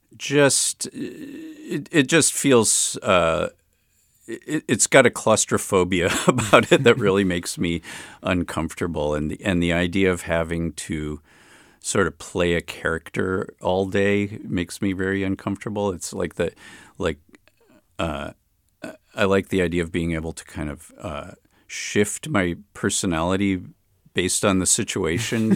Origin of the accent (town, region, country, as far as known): Chicago, Illinois, United States; born or raised there; also born or lived in Berkeley, California; now in Oakland, United States